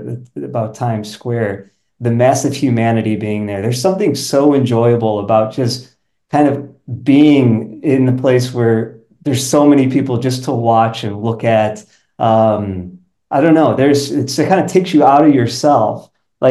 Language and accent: English; Chicago, Illinois, United States; now in Poland; I'm from Sorry, I'm from Chicago.